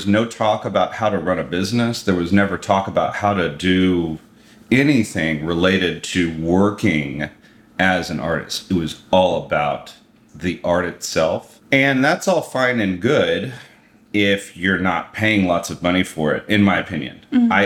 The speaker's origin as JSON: {"language": "English", "town": "Dallas", "region": "Texas", "country": "United States", "also_born_or_lived": "San Francisco", "moved": "as an adult", "said": "I moved back home to Dallas from San Francisco."}